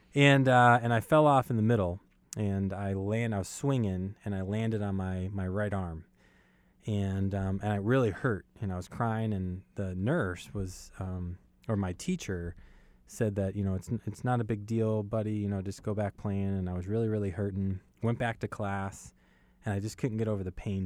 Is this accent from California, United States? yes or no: no; New York City, New York, United States; moved away; I was born in Brooklyn and Brooklyn, New York.